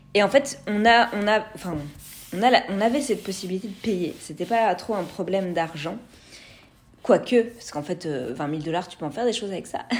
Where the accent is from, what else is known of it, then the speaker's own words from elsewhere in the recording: France; moved away as an adult; now in Canada; j'ai un, une connexion à ma terre natale qui est puissante